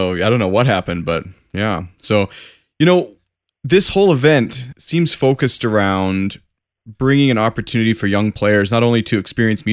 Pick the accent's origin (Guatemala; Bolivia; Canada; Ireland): Canada; also born or lived in Calgary; as a Canadian, I live in Calgary